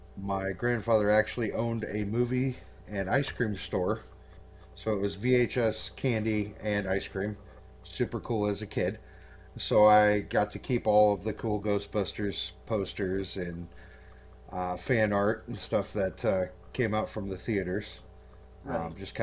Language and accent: English; Arkansas, United States; now in Bartonville, United States; I hail from the Bartonville, Peoria area currently. I'm originally from Arkansas, but now we live in Illinois.